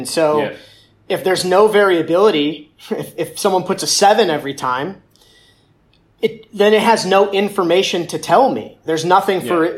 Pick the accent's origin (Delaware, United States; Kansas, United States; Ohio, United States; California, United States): Ohio, United States; Cleveland; growing up in Cleveland